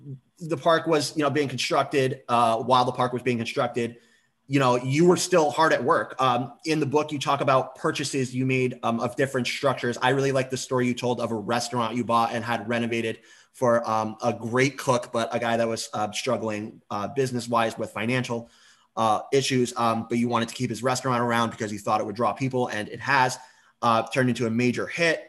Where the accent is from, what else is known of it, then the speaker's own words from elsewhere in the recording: San Diego, California, United States; growing up in San Diego, like I told you about, lived right near a military base, went to many air shows